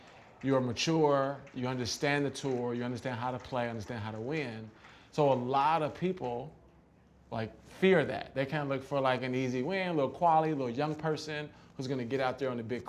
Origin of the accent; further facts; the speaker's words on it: Midwest, United States; I'm from the Midwest.